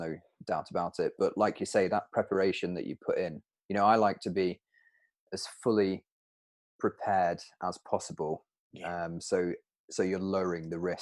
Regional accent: Peak District, East Midlands, United Kingdom; I'm from the Peak District, where the rocks are 10 meters high, maybe

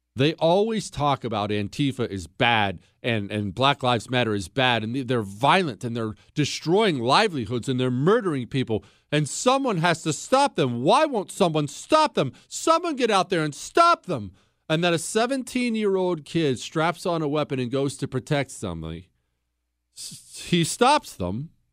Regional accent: Montana, United States; I'm from Montana

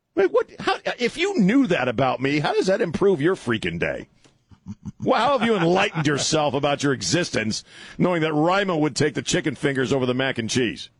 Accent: East Coast, United States; I'm from the East Coast. We don't like to we don't like our lips and tongues to touch the bone.

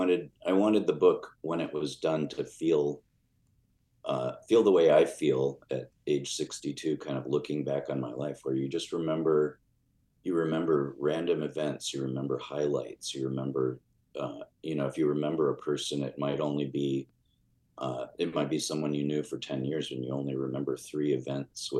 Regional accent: Chicago, Illinois, United States; I had a very kind of mysterious to me childhood growing up in Chicago

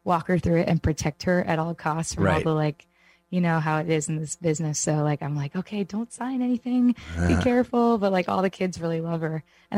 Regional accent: New York, United States; I'm from New York

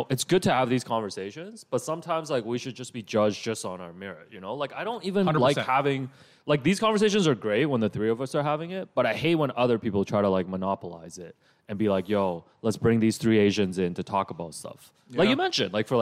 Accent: Markham, Ontario, Canada; I grew up in Markham

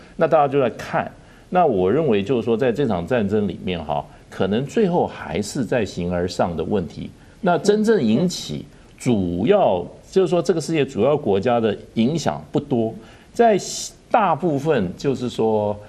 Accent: Taiwan; 我们台湾人自己

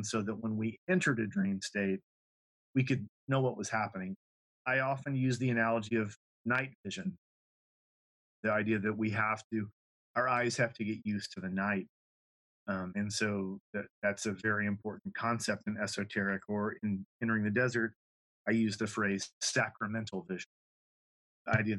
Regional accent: Lafayette, Louisiana, United States; growing up in Louisiana, particularly Lafayette, there was a heavily French influence.

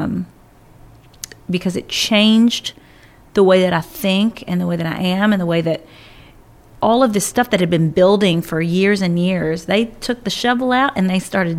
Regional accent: Kentucky, United States; it was in my hometown in Kentucky

